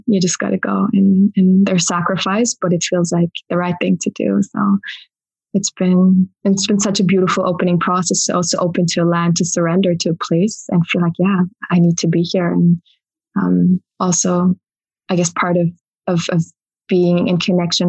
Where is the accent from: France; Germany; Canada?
Germany; moved away as an adult; also born or lived in Berlin, Germany; now in Glastonbury, United Kingdom; Originally I'm from Germany.